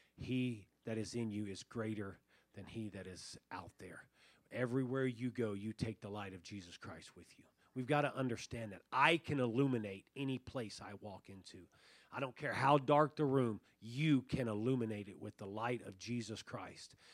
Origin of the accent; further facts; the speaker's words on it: Tucson, Arizona, United States; we grew up in Tucson, we grew up rabbit hunting